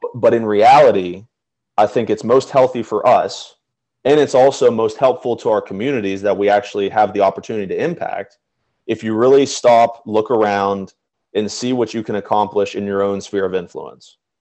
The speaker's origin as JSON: {"language": "English", "town": "Chambersburg", "region": "Pennsylvania", "country": "United States", "tie": "born or raised there", "moved": "yes", "said": "I was living in my hometown of Chambersburg"}